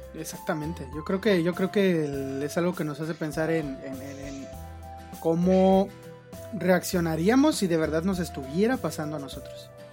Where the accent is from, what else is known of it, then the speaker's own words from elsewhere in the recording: Mexico; mi país